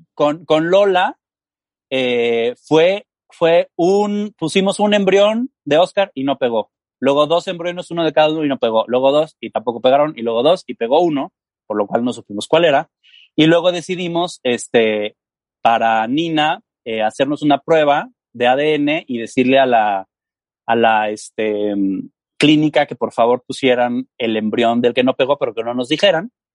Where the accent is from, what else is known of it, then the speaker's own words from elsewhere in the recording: Mexico; yo soy mexicano